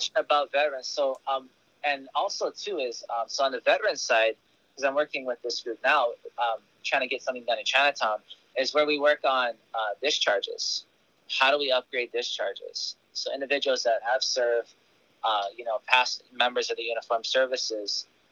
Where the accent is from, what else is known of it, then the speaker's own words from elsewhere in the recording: Kona, Hawaii, United States; moved away as an adult; also born or lived in Honolulu, Hawaii; now in Oahu, United States; I was born in Kapiolani, but I grew up on the Big Island, so I live in Kona